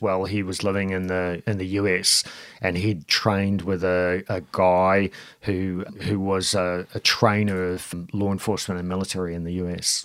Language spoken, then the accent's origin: English; New Zealand; moved away as an adult; also born or lived in Auckland, New Zealand; now in Melbourne, Australia; I, I, am from New Zealand, so I grew up in New Zealand, a semi sort of rural area